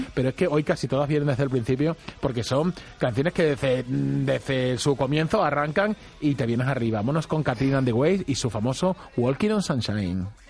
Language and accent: Spanish; Badajoz, Extremadura, Spain; somos muy de Badajoz